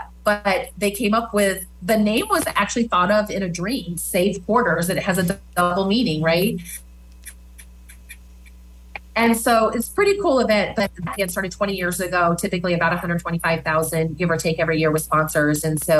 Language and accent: English; Omaha, Nebraska, United States; now in Lincoln, United States; I came from Omaha. I am so proud of our Lincoln community